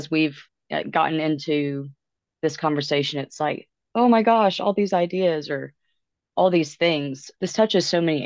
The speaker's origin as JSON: {"language": "English", "region": "Alabama", "country": "United States", "said": "I'm from the South, I'm from Alabama"}